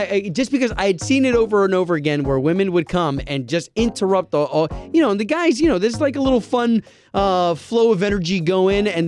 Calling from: Winter Garden, Florida, United States; from Winter Garden.

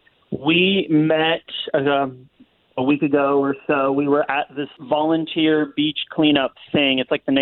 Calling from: Castleberry, United States; I'm from Castleberry.

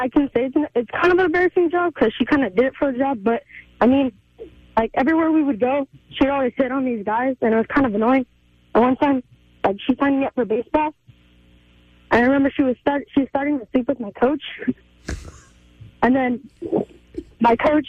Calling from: Indio, California, United States; I'm a viewer from Indio, California, and I watch you guys every morning

